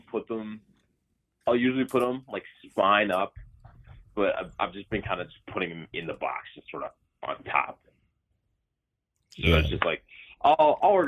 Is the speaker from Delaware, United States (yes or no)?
yes; Delaware, United States; born or raised there; also born or lived in Colorado Springs, Colorado